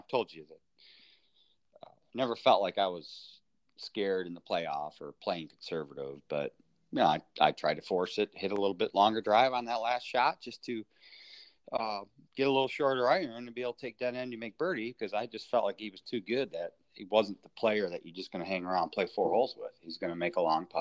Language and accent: English; Michigan, United States; being from Michigan